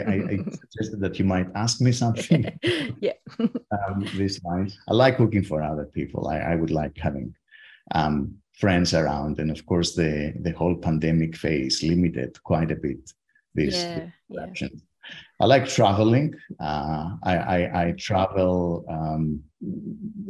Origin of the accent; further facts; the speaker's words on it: Athens, Attica, Greece; moved away as an adult; also born or lived in Leeds, United Kingdom / Heidelberg, Germany; now in Stanford, United States; I grew up in Athens